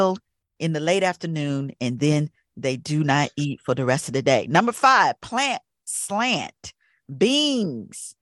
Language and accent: English; the South, United States; moved away; I grew up down south